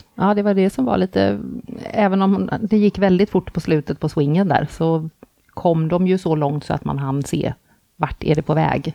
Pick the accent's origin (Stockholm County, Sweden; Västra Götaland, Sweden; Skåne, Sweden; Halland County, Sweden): Västra Götaland, Sweden; Gothenburg; jag är från Göteborg